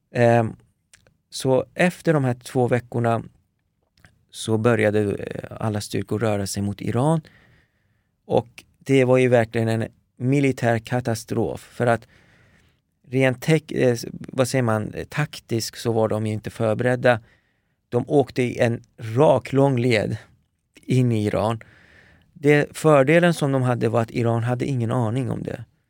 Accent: Paris, Île-de-France, France; moved away; där föddes jag. Eh, min, min, eh, mina första år eh, spenderade jag i Paris

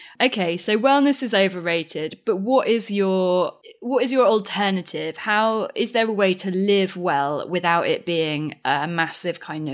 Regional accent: United Kingdom; as a British person

